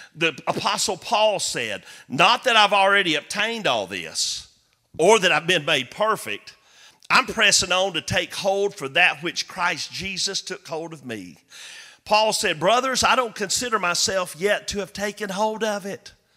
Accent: Chickamauga, Georgia, United States; Chickamauga, Georgia, my hometown

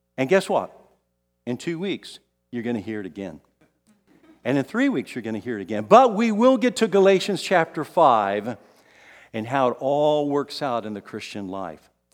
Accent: San Antonio, Texas, United States; also born or lived in Kansas City; I moved from here in San Antonio, this is my hometown

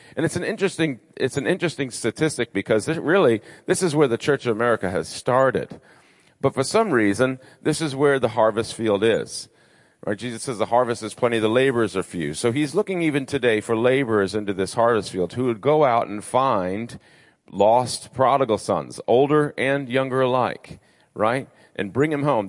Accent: Rhode Island, United States; moved away as an adult; also born or lived in Nashville, Tennessee / Orlando, Florida; I'm originally from Rhode Island. Um, and so, I'm a New Englander through and through

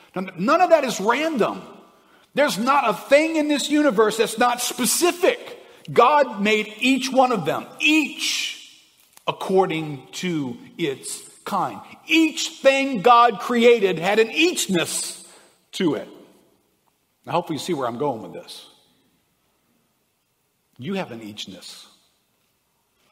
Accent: South Louisiana, United States; We're from South Louisiana.

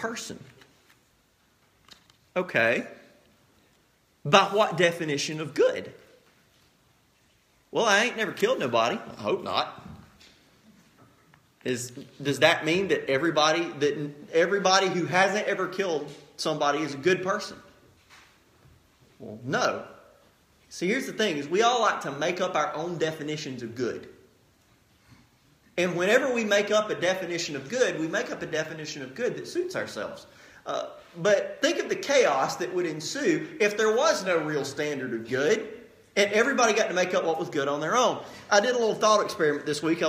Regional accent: United States; as an American people

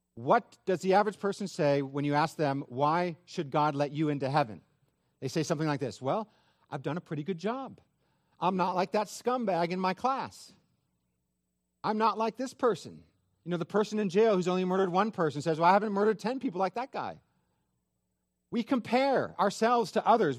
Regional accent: Northern California, United States; I am from Northern California

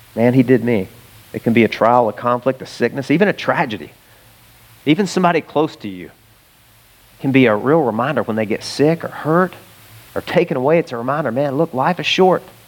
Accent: Arkansas, United States; I'm from Arkansas

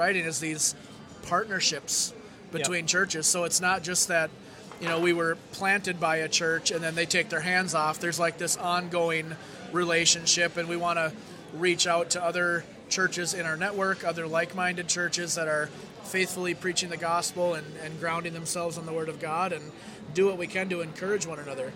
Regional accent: Monticello, United States; Monticello is my hometown.

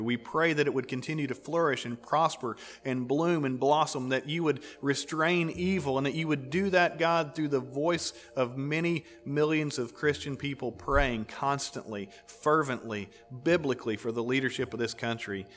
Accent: United States; We're American

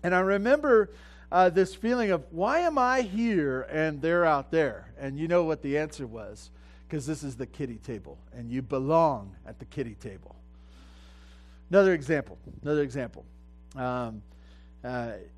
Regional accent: Santa Barbara, California, United States; I grew up in Santa Barbara

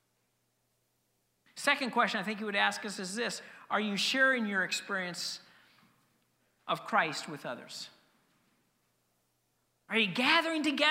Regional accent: Denver, Colorado, United States; moved away; I grew up in Denver. Growing up in Denver meant that I became a Denver Bronco fan.

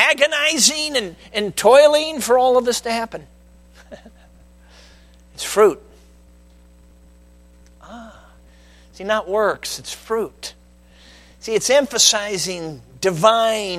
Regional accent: Chicago, Illinois, United States; moved away as an adult; now in Michigan, United States; Now, I've been based out of Michigan since 1998, but I grew up in Chicago

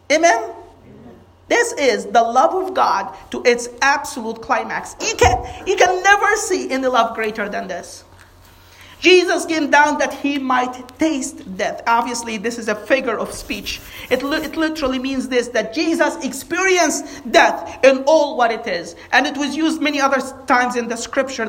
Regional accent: Egypt; moved away; we grew up in Egypt

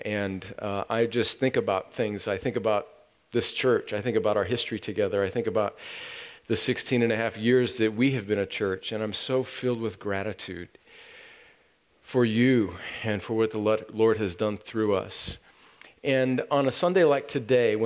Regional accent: California, United States; moved away; I and my family are going to my home country of California for Thanksgiving

